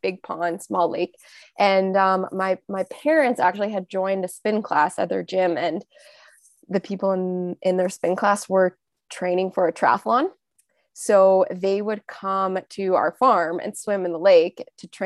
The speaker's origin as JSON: {"language": "English", "region": "Ontario", "country": "Canada", "moved": "as an adult", "lives_now": "British Columbia, Canada", "said": "I'm originally from Ontario, so the eastern part of Canada, and I moved out to BC in 2013"}